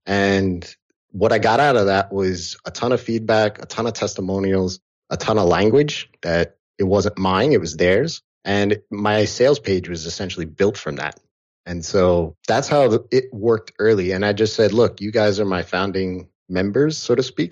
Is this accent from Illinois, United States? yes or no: no; outside of New York, United States; I grew up here in outside of New York. I've lived in New York City